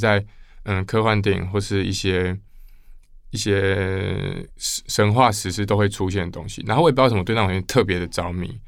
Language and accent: Chinese; Kaohsiung, Taiwan; now in Taipei, Taiwan; 我是高雄人，嗯。所以我来台北